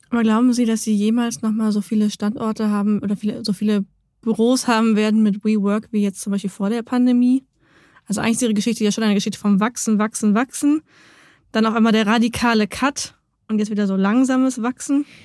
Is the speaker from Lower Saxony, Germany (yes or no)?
yes; Lower Saxony, Germany; ich komme aus Niedersachsen.